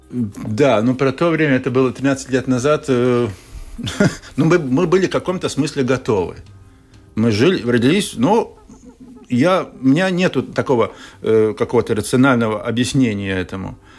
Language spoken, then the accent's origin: Russian; Riga, Latvia; в город приезжают к бабушке которая тоже вот живет там, где я вырос, в Старой Риге, здесь на берегу Даугавы.